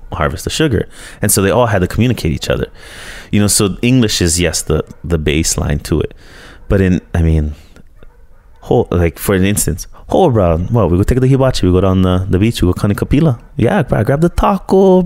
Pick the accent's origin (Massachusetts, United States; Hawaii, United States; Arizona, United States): Hawaii, United States; Honokaa; also born or lived in Hilo, Hawaii / Colorado / Honolulu / Seattle; growing up in Honokaa